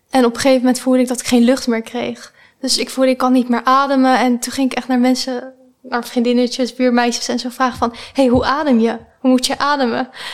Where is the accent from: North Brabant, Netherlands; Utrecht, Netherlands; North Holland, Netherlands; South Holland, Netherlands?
South Holland, Netherlands; The Hague; accent: Haags; Ik kom uit Den Haag. Waarschijnlijk, eh, kunnen jullie dat wel horen